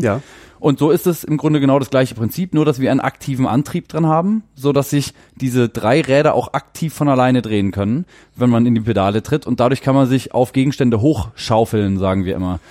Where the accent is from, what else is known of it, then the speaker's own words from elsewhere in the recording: Germany; als Deutscher